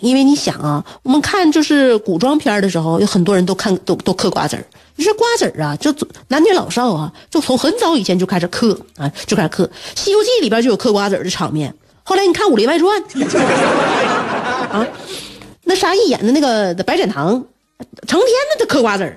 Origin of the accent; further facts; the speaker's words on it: China; 我们中国人